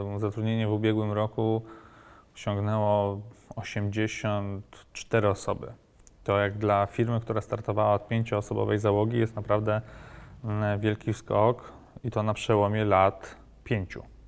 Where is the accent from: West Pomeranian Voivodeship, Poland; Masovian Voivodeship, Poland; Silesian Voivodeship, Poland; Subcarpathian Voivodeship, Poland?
Masovian Voivodeship, Poland; Warsaw; W Warszawie, skąd pochodzę